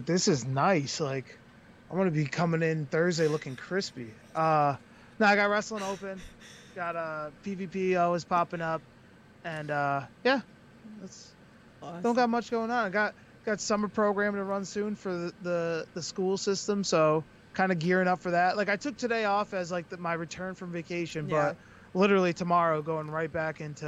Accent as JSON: {"language": "English", "town": "Springfield", "region": "Massachusetts", "country": "United States", "said": "I'm from Springfield, Mass."}